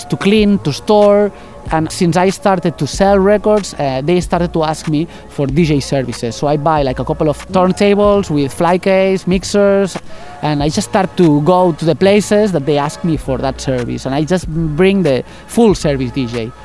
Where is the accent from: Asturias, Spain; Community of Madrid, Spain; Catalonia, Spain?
Catalonia, Spain; English is a second language; now in Barcelona, Spain; I am not from Barcelona. I am Catalan, but I came here, I don't know, like 25 years ago.